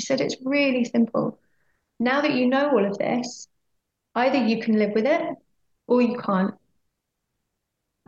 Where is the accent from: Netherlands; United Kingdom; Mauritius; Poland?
United Kingdom; Oxfordshire, South East England; moved away as an adult; also born or lived in London; we moved back to my hometown, which was a place that I never particularly wanted to move back to again. It's a beautiful town in Oxfordshire.